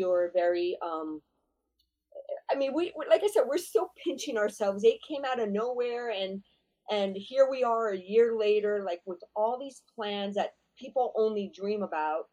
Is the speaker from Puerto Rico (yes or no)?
yes; San Juan, Puerto Rico; moved away as an adult; also born or lived in Bronx, New York / Boston / New York / Las Vegas; now in Miami, United States; I'm from Santurce, which is around the capital of San Juan. And I moved there when I was one from the Bronx, New York. I grew up there